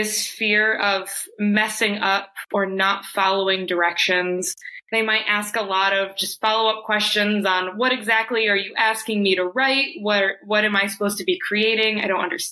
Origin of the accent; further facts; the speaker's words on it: Watertown, New York, United States; now in Rochester, United States; I grew up in Watertown, New York